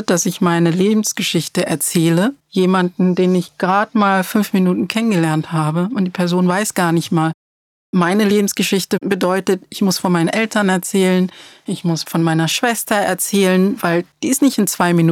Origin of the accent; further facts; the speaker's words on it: Cologne, North Rhine-Westphalia, Germany; Naja, ich habe ja auch kein Problem damit zu sagen, wo ich herkomme. Ich bin aus Köln.